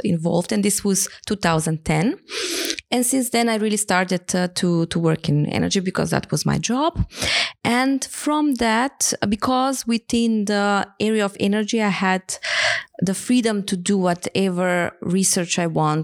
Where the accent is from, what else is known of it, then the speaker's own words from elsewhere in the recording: Skopje, North Macedonia; moved away as an adult; also born or lived in Hamburg, Germany; I came back to Macedonia, my home country